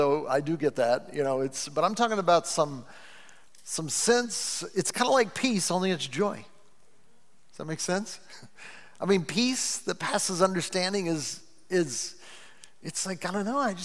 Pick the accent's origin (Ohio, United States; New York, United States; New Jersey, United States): Ohio, United States; Cleveland; I'm from the U.S.